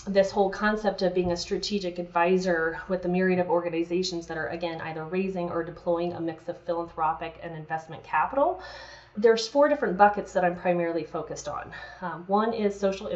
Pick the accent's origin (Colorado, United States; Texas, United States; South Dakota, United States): Colorado, United States; growing up in Colorado